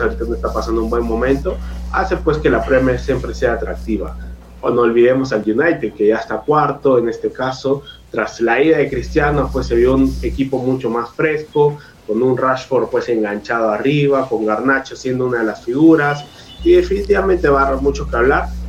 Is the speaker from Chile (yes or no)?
no; Peru; como peruano